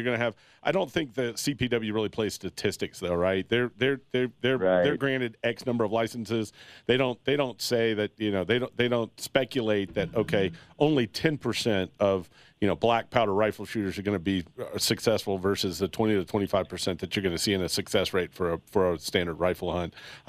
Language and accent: English; Texas, United States; I came from Texas, right?